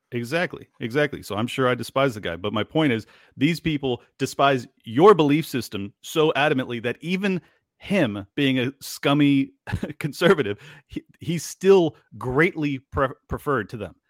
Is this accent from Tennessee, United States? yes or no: no; San Diego, California, United States; moved away as an adult; now in Miami, United States; I was born and raised in San Diego, California. I moved out to Miami when the lockdowns happened.